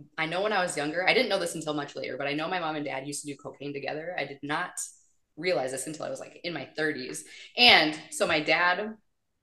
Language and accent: English; small town Wisconsin, United States; the town I grew up in small town Wisconsin